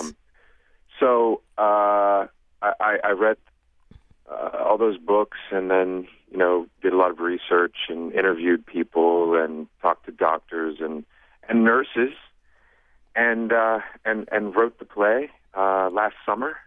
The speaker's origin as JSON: {"language": "English", "region": "Ohio", "country": "United States", "said": "I'm from Ohio"}